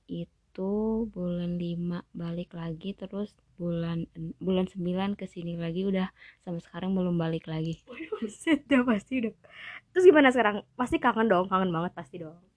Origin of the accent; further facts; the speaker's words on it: Sulawesi, Indonesia; saya dari Sulawesi, umur saya mm, 22 tahun.